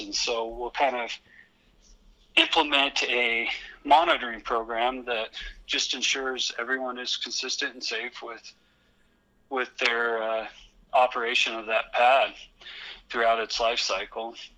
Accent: Western Colorado, United States; I grew up with it in Western Colorado

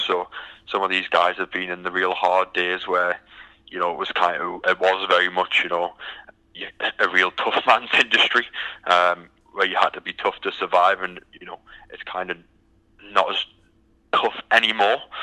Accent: United Kingdom; moved away as an adult; now in Houston, United States; as you can tell by the accent, I'm from the from the UK.

